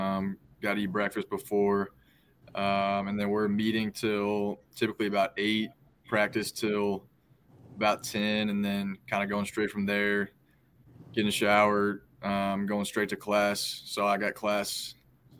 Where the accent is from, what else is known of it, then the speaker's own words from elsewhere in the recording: Charlotte, North Carolina, United States; I am quarterback from Charlotte, North Carolina